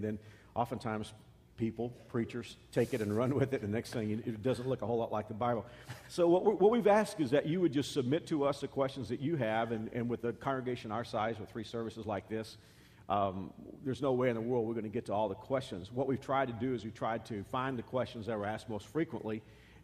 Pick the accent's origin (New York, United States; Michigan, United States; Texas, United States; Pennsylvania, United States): Texas, United States; As a Texan